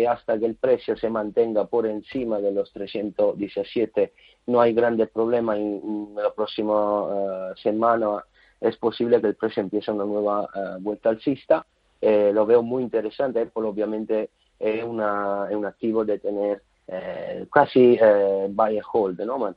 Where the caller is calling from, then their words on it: Madrid, Community of Madrid, Spain; de Madrid.